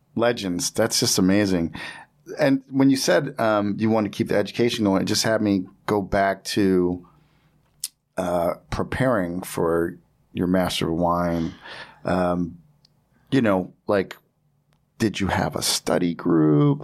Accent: New Jersey, United States; I'm from Jersey.

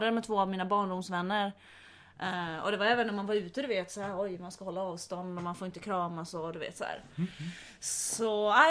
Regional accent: Finland; Men eh, jo tack, jag har varit hemma i Finland Finland och slåtts med mina brorsor.

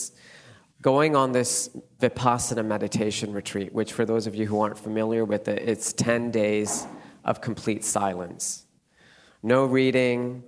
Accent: Calgary, Alberta, Canada; now in London, United Kingdom; I grew up in Canada, in Calgary, which is about 1 hour from the Rocky Mountains.

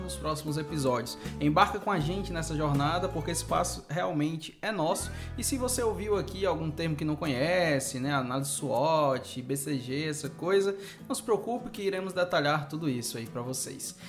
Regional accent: Fortaleza, Ceará, Brazil; eu sou de Fortaleza, né, aqui no Ceará. Eu cresci em um ambiente de empreendedorismo, né? Meu avô tinha uma metalúrgica praticamente no quintal da minha casa

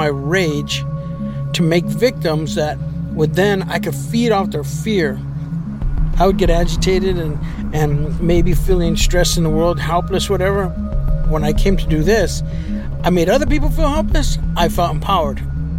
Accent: Los Angeles, California, United States; born there; so I was born in 1961, and I was born in East Los Angeles, the old Maravilla housing projects.

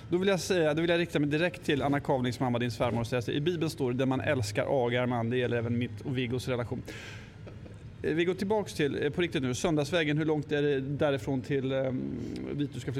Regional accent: Östergötland, Sweden; Jag är ju uppvuxen rätt nära Skänningeanstalten. Eller nära och nära, men någon, någon mil ifrån.

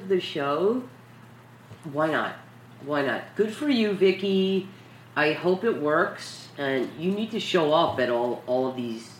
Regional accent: New York City, New York, United States; We're from New York City

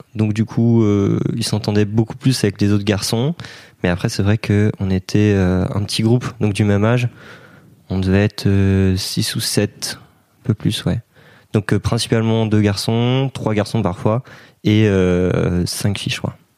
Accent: Brittany, France; je suis breton

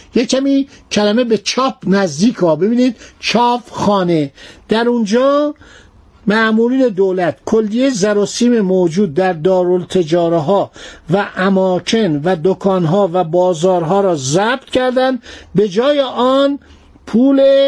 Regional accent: Iran; من به عنوان یه ایرانی

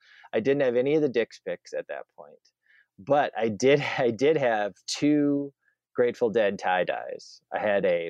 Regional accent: Waunakee, Wisconsin, United States; the middle school in Wanakee, my hometown

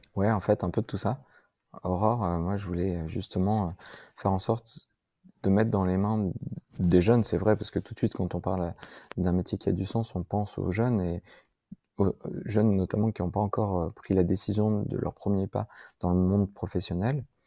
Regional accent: Grenoble, Auvergne-Rhône-Alpes, France; je suis un Grenoblois, aîné d'une famille de trois frères

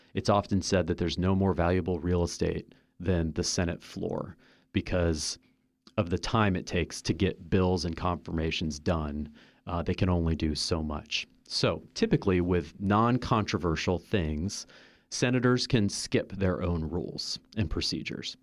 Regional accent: Kansas City, United States; moved away; I am from Kansas City

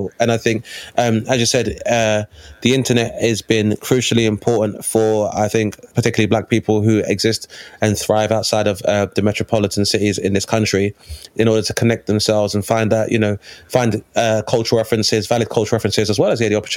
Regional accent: London, United Kingdom; I'm from Lewisham Borough in Southeast London

